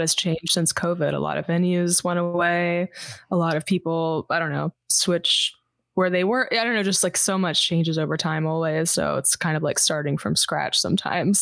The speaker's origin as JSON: {"language": "English", "town": "Houston", "region": "Texas", "country": "United States", "tie": "born or raised there", "also_born_or_lived": "Los Angeles, United States", "moved": "yes", "lives_now": "Austin, United States", "said": "I grew up in Houston"}